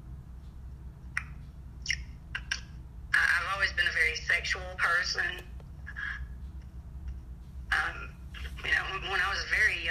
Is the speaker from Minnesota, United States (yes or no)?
no; Alabama, United States; I'm from Alabama.